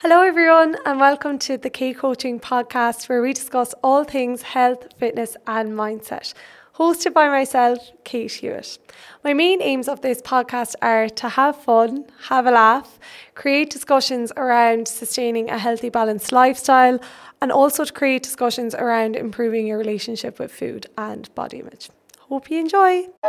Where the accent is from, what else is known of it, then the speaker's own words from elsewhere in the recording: Birdhill, Munster, Ireland; I am from Bird Hill in Ireland, Tipperary in Ireland